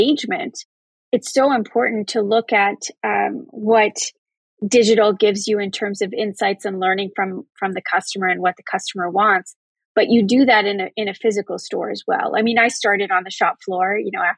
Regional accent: Canada; as a Canadian

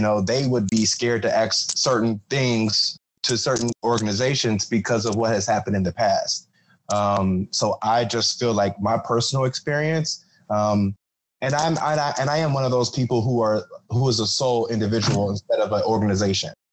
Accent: Ohio, United States; moved away as an adult; now in Florida, United States; I'm from Ohio, um, so I'm I'm like new to Florida

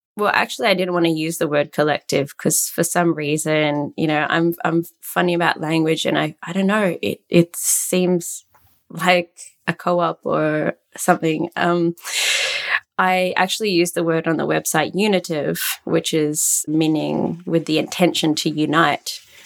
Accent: Australia; moved away as an adult; now in Antwerp, Belgium; I'm Australian, but currently based in Antwerp, Belgium.

